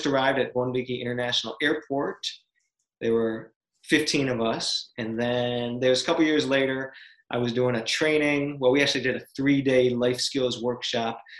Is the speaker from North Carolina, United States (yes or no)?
no; Rochester, New York, United States; moved away as an adult; also born or lived in Kiribati; right now we live in Rochester, New York, in my hometown.